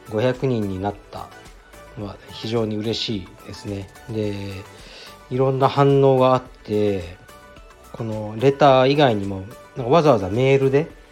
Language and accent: Japanese; Fukuoka, Japan; also born or lived in Nishi-Azabu, Tokyo; now in Tokyo, Japan; 福岡出身ですね、僕は。